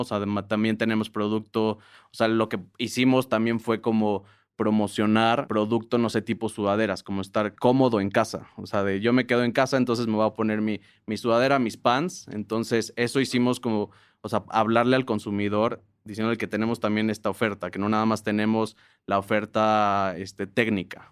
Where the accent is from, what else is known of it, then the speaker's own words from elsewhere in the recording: Mexico; somos los mexicanos tan diversos